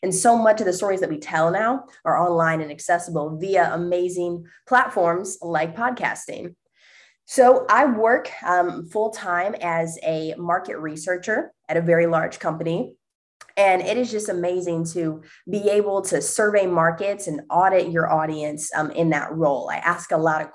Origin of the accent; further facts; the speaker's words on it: La Porte, Indiana, United States; moved away as an adult; now in Indianapolis, United States; I grew up in Northwest Indiana, about an hour away from Chicago, okay. 20 minutes from Lake Michigan. So if that gives you any reference point, okay. It's a small town called LaPorte, Indiana